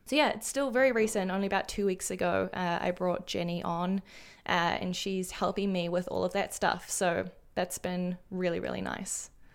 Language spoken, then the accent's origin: English; New Zealand; moved away; as a New Zealander overseas